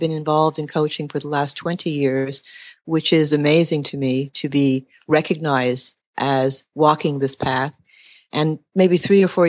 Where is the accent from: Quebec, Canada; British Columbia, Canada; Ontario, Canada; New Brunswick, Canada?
Quebec, Canada; Montreal; moved away as an adult; I was originally from Montreal, Quebec, left there in my early 20s